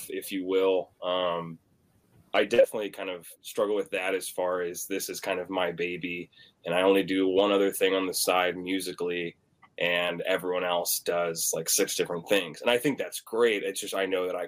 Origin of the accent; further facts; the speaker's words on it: Omaha, Nebraska, United States; now in Nashville, United States; I'm from Nebraska, Omaha, Nebraska, originally